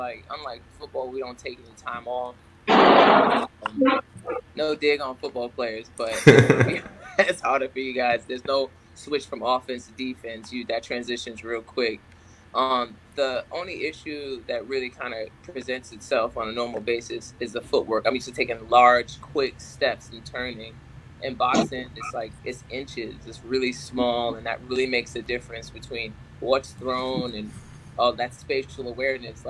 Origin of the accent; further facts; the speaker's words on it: New York City, New York, United States; moved away; I'm from New York.